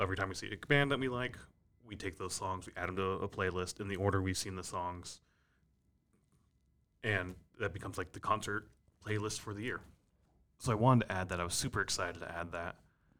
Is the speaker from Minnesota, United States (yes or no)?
yes; Minneapolis, Minnesota, United States; But I thought that was cool because it's like, we're from Minneapolis, which...